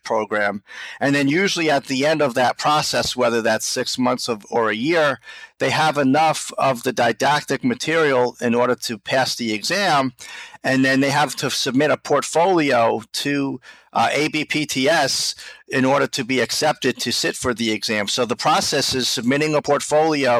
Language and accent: English; Islip, New York, United States; also born or lived in Flushing, Queens, New York; I'm from Islip myself